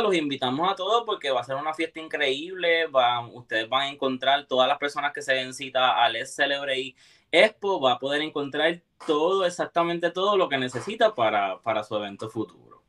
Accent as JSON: {"language": "Spanish", "country": "Puerto Rico", "moved": "yes", "lives_now": "Florida, United States", "said": "vengo directamente desde Puerto Rico. Eh, orgullosamente puertorriqueño, vivo en el área de, de Palm Florida"}